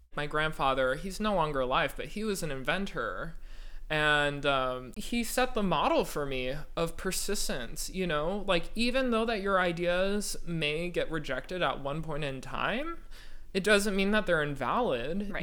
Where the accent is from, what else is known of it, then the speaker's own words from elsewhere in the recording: Walnut Creek, California, United States; moved away as an adult; also born or lived in Urbana-Champaign, Illinois / Houston, Texas; I'm from Walnut Creek, California um, which is a little town in the East Bay of San Francisco